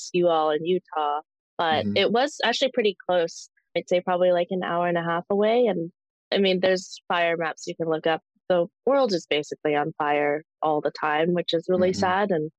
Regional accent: Canadian Prairies, Canada; I was born in the Canadian prairies many years ago

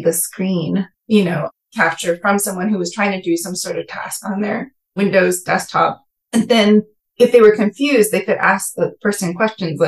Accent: California Bay Area, United States; moved away as an adult; also born or lived in East Coast; I grew up in the California Bay Area

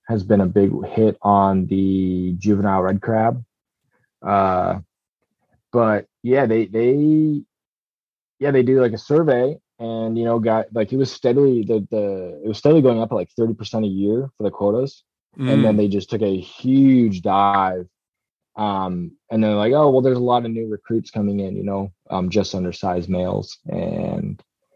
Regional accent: Petersburg, Alaska, United States; also born or lived in Norway; I grew up hunting in Petersburg in Southeast Alaska

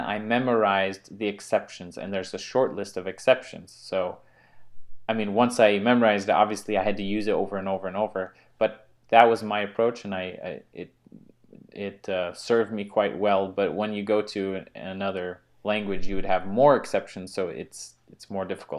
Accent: United States; I'm American

